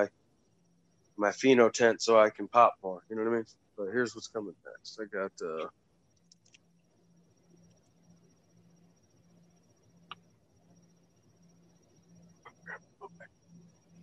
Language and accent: English; Ohio, United States; I'm from Ohio. It's muddy waters, bro. We got the Burning River.